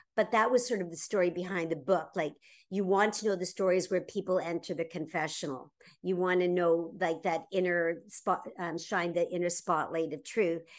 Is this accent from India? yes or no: no; Toronto, Ontario, Canada; my frozen wonderland of my hometown of Toronto, Ontario, Canada